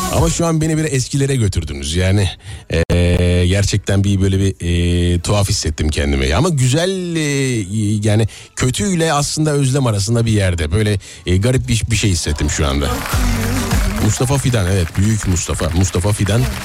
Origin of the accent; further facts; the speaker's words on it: Nazilli, Aydın, Turkey; Nazilli benim memleketim